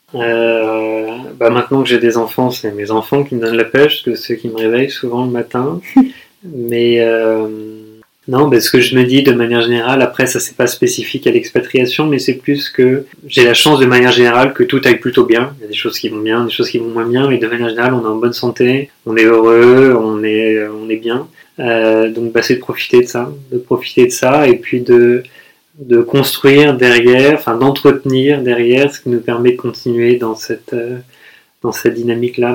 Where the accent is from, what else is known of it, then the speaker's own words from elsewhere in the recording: Toulouse, Occitania, France; moved away as an adult; also born or lived in Paris; now in Prague, Czech Republic; j'ai grandi à Toulouse, après j'ai étudié à Paris, maintenant j'habite à Prague.